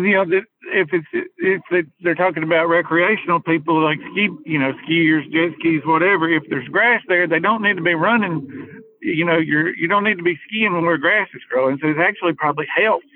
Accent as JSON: {"language": "English", "area": "Hartselle", "region": "Alabama", "country": "United States", "tie": "born or raised there", "said": "I grew up in in Hartford, which is 15 minutes from Wheeler and Decatur, and you know, so I've I fished wheeler my entire life."}